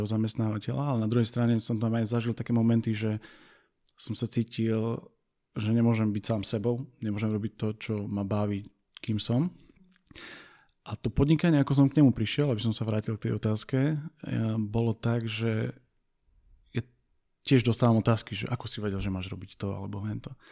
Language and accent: Slovak; Košice, Košice Region, Slovakia; also born or lived in near Bratislava; now in Bratislava, Slovakia; som z Košíc, východniar, žijúci pri Bratislave